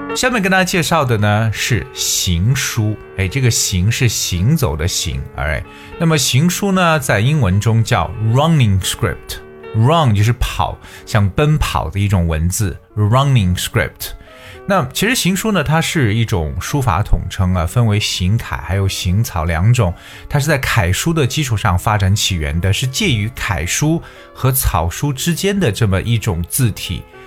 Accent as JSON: {"language": "Chinese", "country": "China", "said": "所以作于我们中国人呢"}